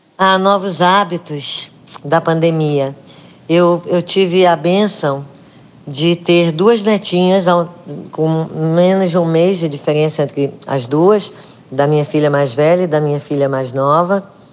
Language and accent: Portuguese; Rio de Janeiro, Brazil; moved away; also born or lived in Recife; eu nasci no Rio de Janeiro